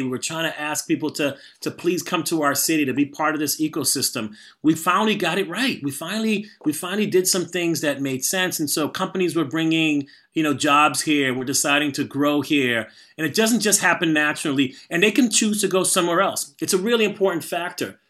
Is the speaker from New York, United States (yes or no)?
no; Boston, Massachusetts, United States; I'm from Boston